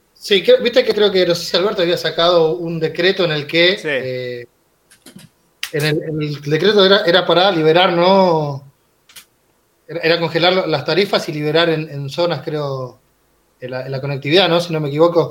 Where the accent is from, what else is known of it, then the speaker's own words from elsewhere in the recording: Villa Jardín, Buenos Aires Province, Argentina; yo nací y me crié en una villa, en Villa Jardín. Eh, en una villa en el conurbano bonaerense